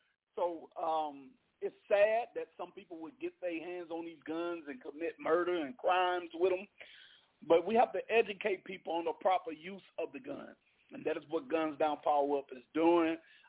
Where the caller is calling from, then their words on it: Opelousas, Louisiana, United States; Calling in from Opelousas, Louisiana.